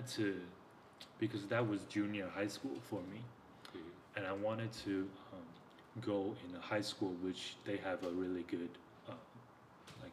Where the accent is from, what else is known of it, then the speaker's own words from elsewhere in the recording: Taipei, Taiwan; I was born in Taipei. Okay. It's the capital city of Taiwan.